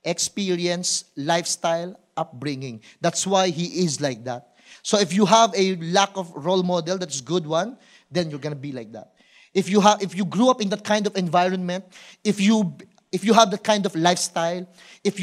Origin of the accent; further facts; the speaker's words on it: Manila, Metro Manila, Philippines; I born in Tondo, I grew up in Tondo. And until now, we stayed in Tondo